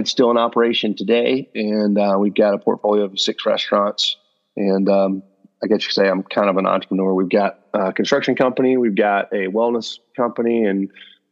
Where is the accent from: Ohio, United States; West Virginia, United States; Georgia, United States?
Georgia, United States; South; I grew up in South Georgia in the middle of nowhere